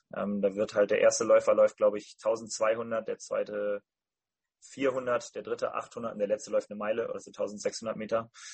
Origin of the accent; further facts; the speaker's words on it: Rhineland, Germany; bei uns im Rheinland